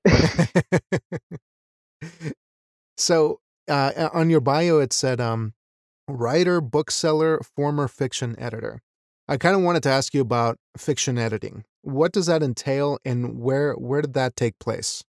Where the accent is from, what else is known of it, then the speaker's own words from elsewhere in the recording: Wyoming, United States; a Mexican American who was raised in Wyoming, the state of Wyoming of all places